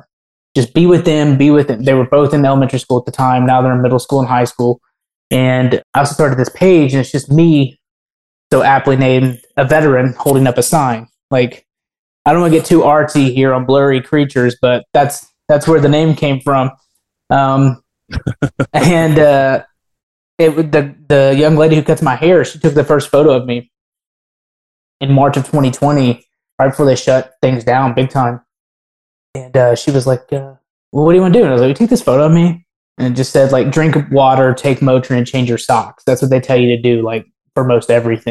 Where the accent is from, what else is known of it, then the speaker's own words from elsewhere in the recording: Memphis, Tennessee, United States; also born or lived in Afghanistan; now in Nashville, United States; I grew up in Memphis